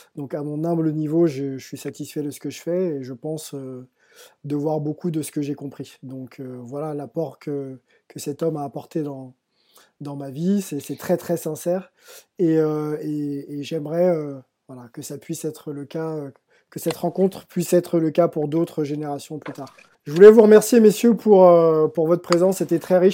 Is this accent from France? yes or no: yes; France; j'ai grandi en France